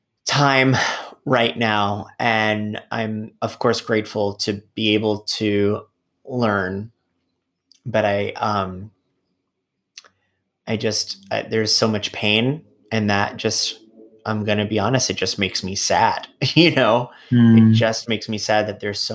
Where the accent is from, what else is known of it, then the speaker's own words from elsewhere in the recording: New York City, New York, United States; I'm a New Yorker. I love being here. I don't want to leave New York ever